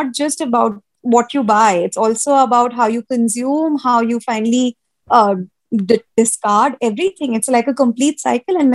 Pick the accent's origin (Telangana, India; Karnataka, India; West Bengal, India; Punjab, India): West Bengal, India; Kolkata; also born or lived in Uttar Pradesh; born and brought up in Calcutta